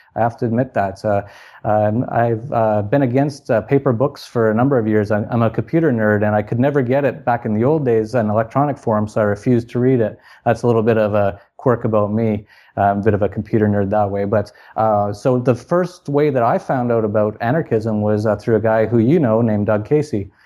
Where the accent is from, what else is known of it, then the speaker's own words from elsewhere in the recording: Canada; moved away as an adult; born in Canada, and I lived there till I was about thirty